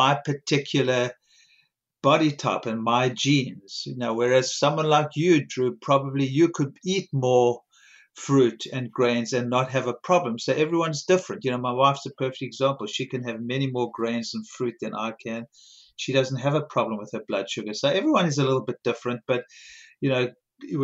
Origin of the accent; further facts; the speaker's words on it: South Africa; moved away; I grew up in South Africa